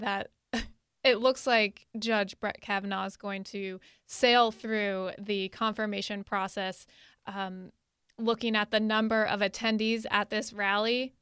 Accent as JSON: {"language": "English", "region": "Connecticut", "country": "United States", "moved": "yes", "said": "I'm originally from Connecticut, and my, uh, senator, Richard Blumenthal, was there"}